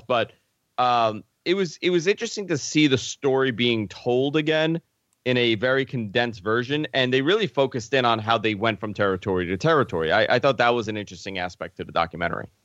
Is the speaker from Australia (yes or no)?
no; New York, United States; growing up in New York